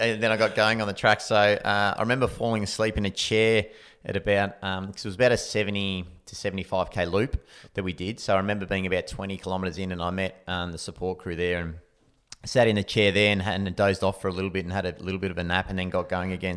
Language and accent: English; Anglesea, Victoria, Australia; I grew up in Anglesey, so coastal town, um, sort of half an hour from Geelong